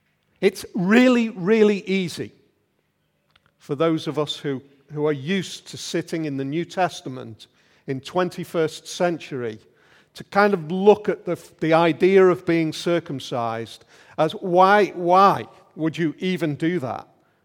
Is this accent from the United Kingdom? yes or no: yes; Liverpool, North West England, United Kingdom; now in Yorkshire, United Kingdom; It was a bit like that for us 23 years ago when we came over here from Liverpool, when we arrived in Yorkshire and it was all totally different.